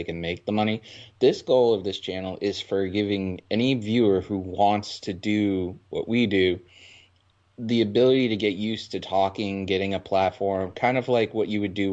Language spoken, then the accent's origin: English; Boston, Massachusetts, United States; being from Boston, you wanted to go to Boston College for football